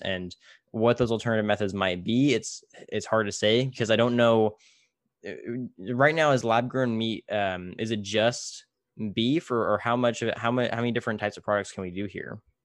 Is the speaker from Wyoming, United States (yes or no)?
no; Tulare, California, United States; I, I grew up in, in, you know, I don't know if you've ever heard Tulare